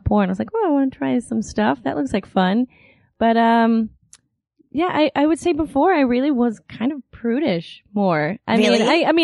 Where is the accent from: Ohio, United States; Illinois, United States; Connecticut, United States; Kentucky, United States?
Kentucky, United States; moved away as an adult; now in California, United States; I'm originally from Kentucky